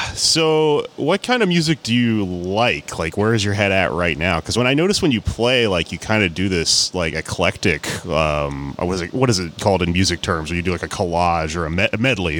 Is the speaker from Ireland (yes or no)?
no; Houston, Texas, United States; growing up in Houston